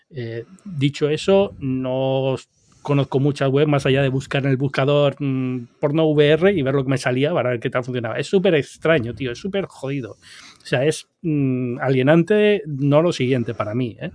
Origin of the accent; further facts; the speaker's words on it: Canary Islands, Spain; now in New York, United States; Yo soy originario de Canarias